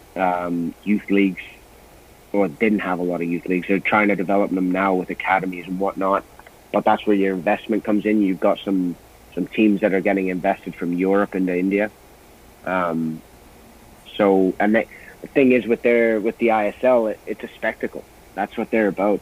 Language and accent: English; Canada; I'm Canadian